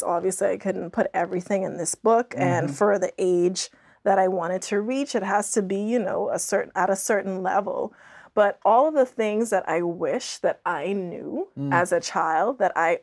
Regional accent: Bahamas; moved away as an adult; also born or lived in Andros, Bahamas; growing up in the Bahamas

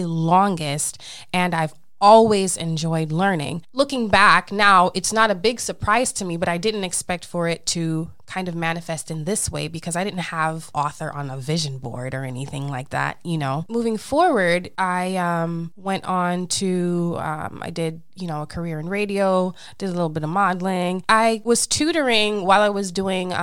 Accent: Jamaica; I am a Jamaican Leo.

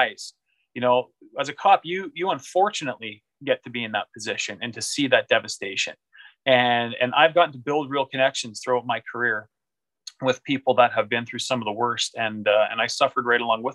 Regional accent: Canada; as a Canadian

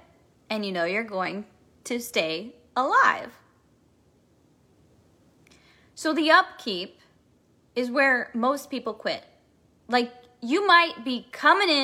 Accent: Kansas City, Missouri, United States; I am from Kansas City, Missouri, the heart of America

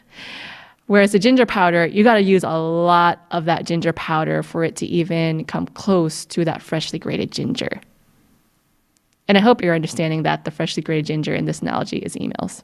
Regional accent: United States; I'm Filipino American

